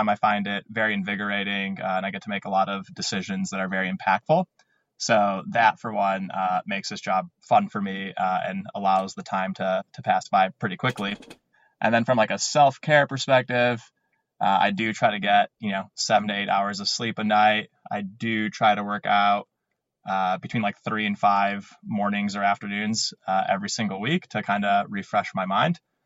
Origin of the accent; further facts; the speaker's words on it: Minnesota, United States; now in Philadelphia, United States; I am from Minnesota originally. I currently reside in Philadelphia